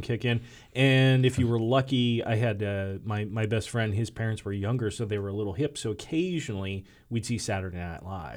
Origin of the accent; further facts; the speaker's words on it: Michigan, United States; I grew up in Michigan